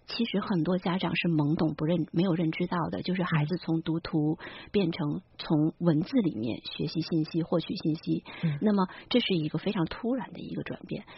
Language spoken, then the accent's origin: Chinese; China; 我们中国人